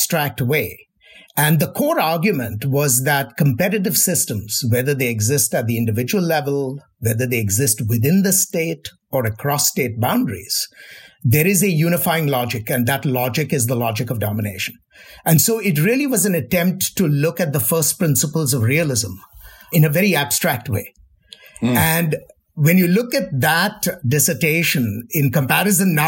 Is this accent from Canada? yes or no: no; India; now in United States; I grew up in India